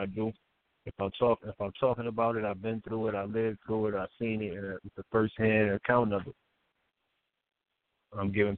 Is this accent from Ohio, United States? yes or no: no; Buffalo, New York, United States; I grew up in Buffalo, New York. I was born and raised in Buffalo, New York